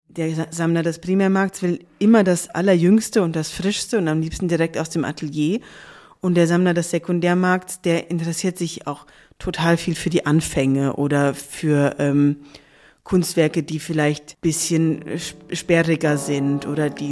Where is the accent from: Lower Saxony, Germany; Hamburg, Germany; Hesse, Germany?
Hesse, Germany; Darmstadt; also born or lived in Cologne / Zurich; ich bin ähm, in Darmstadt aufgewachsen